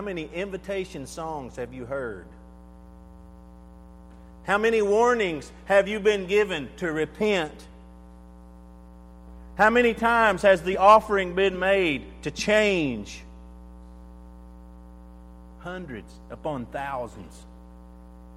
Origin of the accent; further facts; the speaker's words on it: Allison, Texas, United States; moved away; where I grew up in Allison, Texas